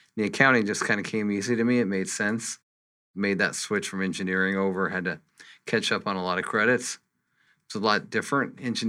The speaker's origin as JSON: {"language": "English", "town": "Santa Fe", "region": "New Mexico", "country": "United States", "tie": "born or raised there", "lives_now": "Phoenix, United States", "said": "So I grew up in Santa Fe, New Mexico, where I went to high school, and then I moved to Tucson, went to school at the University of Arizona."}